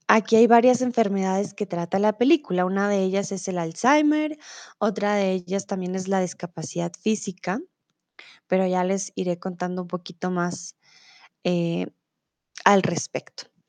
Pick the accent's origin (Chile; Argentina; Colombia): Colombia; also born or lived in Mexico; now in Germany; soy de Colombia, comúnmente vivo en Alemania, pero ahora estoy en México